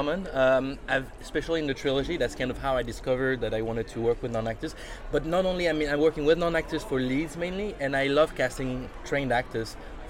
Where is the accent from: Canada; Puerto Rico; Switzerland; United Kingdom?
Switzerland; moved away; also born or lived in New York City; as I am not from there. I'm from Switzerland originally